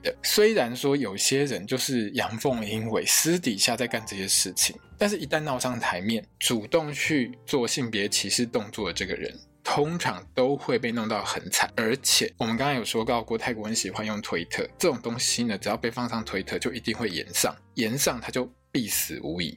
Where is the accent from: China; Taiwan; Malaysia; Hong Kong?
Taiwan; 身为台湾人的我们